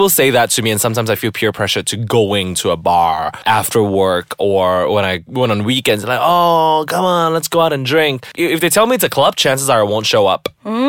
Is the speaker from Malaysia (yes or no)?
yes; Malaysia; washes away the shame and the guilt of all the abuse that you know, as a Malaysian kid, everybody has suffered.